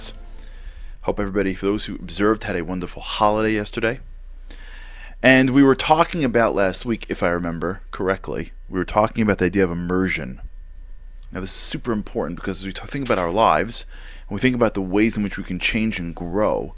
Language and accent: English; New York, United States; I'm from New York